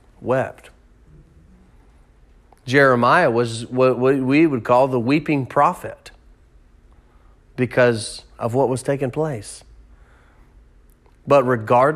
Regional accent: United States; as an American

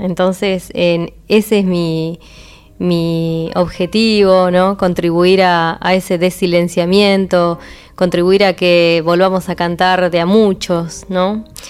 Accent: Neuquén, Argentina; yo nací, nací en Neuquén, en un lugar en, que estaba rodeado de canales, ríos y acequias

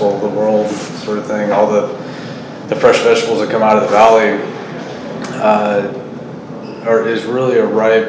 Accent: Salinas, California, United States; I grew up in Salinas and grew up around all these ag operations

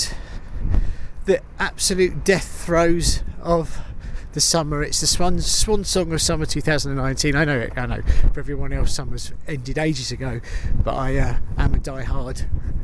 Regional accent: United Kingdom; I'm British

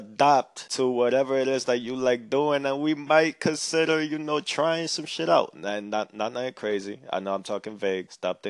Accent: New York City, New York, United States; We're from the Bronx

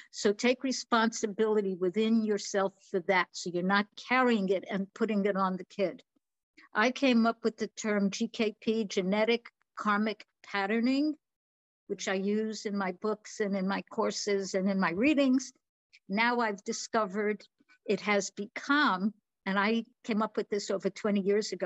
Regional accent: New York, United States; now in Florida, United States; I am definitely born and raised in New York.

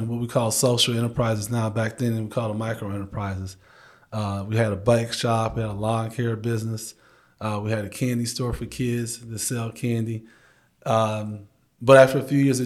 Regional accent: Chicago, Illinois, United States; moved away as an adult; now in Grand Rapids, United States; I grew up in Chicago, grew up in a single parent home, grew up in the projects

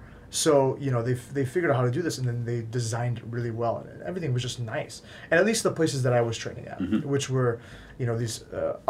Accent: West Bloomfield, Michigan, United States; I grew up in West Bloomfield, Timber's Edge.

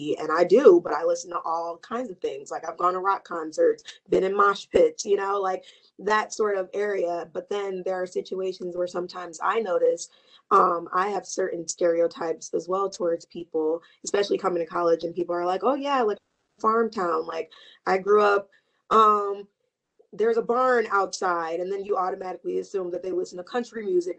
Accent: Detroit, Michigan, United States; I'm from Detroit.

